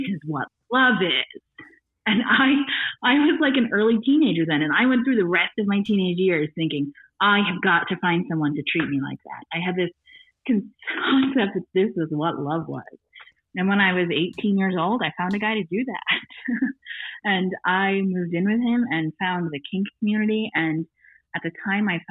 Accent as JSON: {"language": "English", "region": "Northern Maine", "country": "United States", "tie": "born or raised there", "said": "I grew up in Northern Maine where there's not a lot to do but read."}